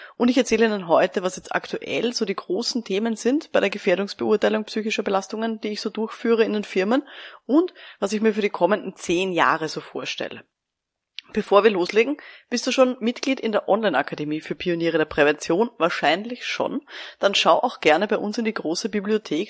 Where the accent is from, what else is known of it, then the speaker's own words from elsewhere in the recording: Austria; bei uns in Österreich